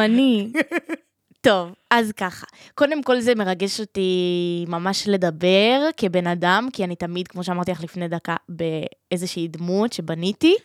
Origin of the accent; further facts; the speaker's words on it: Holon, Tel Aviv District, Israel; אני מחולון ואני בצבא כרגע